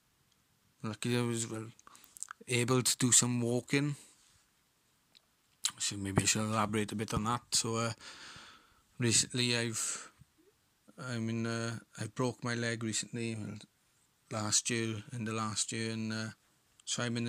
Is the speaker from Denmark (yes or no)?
no; Rhondda Valleys, Wales, United Kingdom; I'm an actor from the Rhondda Valleys.